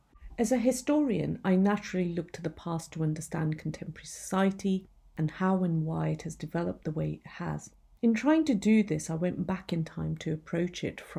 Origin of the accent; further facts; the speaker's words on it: Punjab, Pakistan; born there; moved away; I was born in the Punjab, though I have spent much of my life living outside.